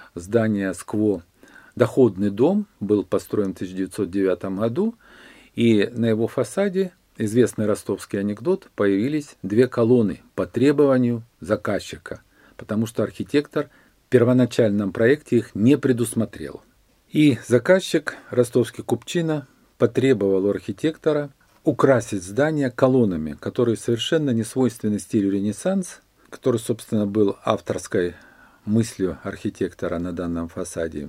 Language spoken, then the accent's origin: Russian; Rostov-on-Don, Rostov Oblast, Russia; Я коренной ростовчанин, и я этот город наблюдаю больше 60 лет своей жизни